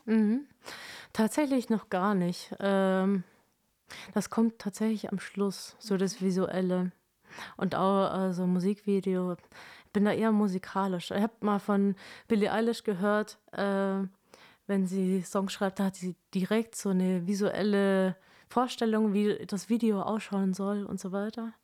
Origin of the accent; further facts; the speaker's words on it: Kempten, Bavaria, Germany; in Kempten, meine Heimatstadt